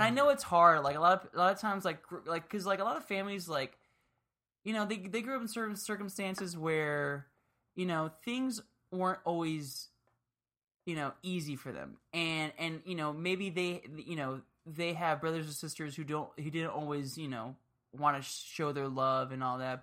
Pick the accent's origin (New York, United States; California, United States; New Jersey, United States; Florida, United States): Florida, United States; Miami; moved away; I grew up in Miami